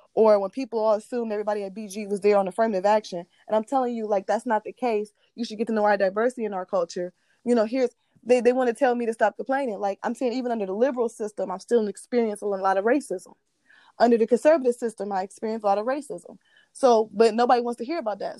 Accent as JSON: {"language": "English", "region": "Ohio", "country": "United States", "said": "I'm from Ohio"}